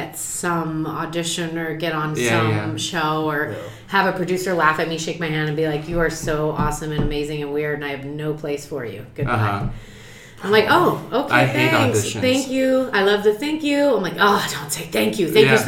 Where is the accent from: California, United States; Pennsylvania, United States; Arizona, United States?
Arizona, United States; Phoenix; I'm from Phoenix.